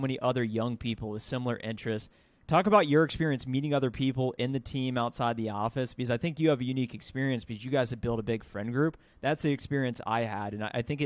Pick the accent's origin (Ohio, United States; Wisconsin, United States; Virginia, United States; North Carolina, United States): Ohio, United States; moved away as an adult; now in Dallas, United States; I grew up in Ohio, moved myself to Dallas, Texas.